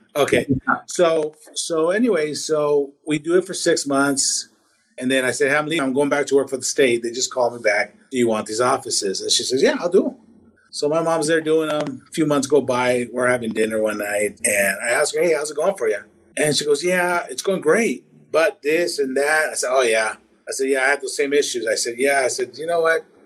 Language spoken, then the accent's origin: English; Washington, United States; also born or lived in Tabasco, Mexico / Los Angeles, California; I was in Los Angeles till about ten, and then I've been in Washington ever since then. So yeah, I grew up in Washington.